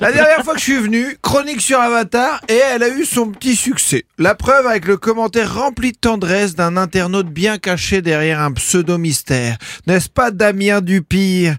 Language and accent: French; France; je suis français